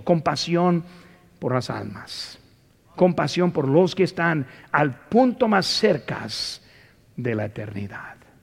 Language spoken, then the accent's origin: Spanish; United States; Como ciudadano de los Estados Unidos